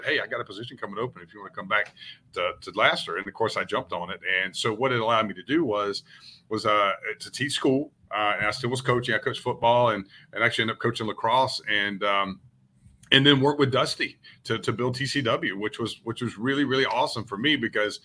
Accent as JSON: {"language": "English", "town": "Brunswick", "region": "Georgia", "country": "United States", "tie": "born or raised there", "also_born_or_lived": "Valdosta, Georgia / Atlanta, Georgia / Marietta, Georgia / Orlando, Florida", "said": "I grew up in Brunswick, Georgia, which is about an hour north, right on the Georgia-Florida line of Jacksonville, Florida."}